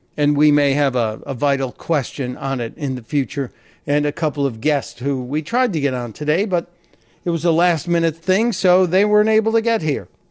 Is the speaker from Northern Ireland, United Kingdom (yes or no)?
yes; Northern Ireland, United Kingdom; now in United States; coming from Northern Ireland, you have the choice of being uh, Irish or both